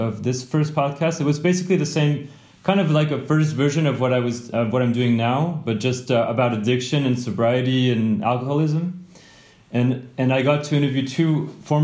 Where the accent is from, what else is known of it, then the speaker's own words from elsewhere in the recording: near Grenoble, Auvergne-Rhône-Alpes, France; I grew up near Grenoble in France, which is near the Alps